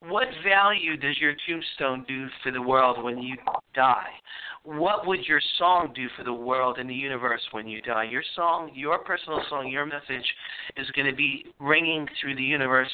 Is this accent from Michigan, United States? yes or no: no; New York, United States; moved away as an adult; now in California, United States; I'm from New York